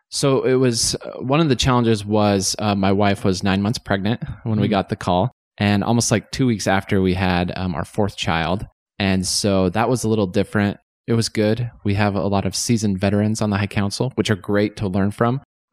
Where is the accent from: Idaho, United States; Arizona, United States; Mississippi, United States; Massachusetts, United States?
Idaho, United States; Shelley; So I grew up in Eastern Idaho, a small little town, Shelley. So Russets for all you Russets.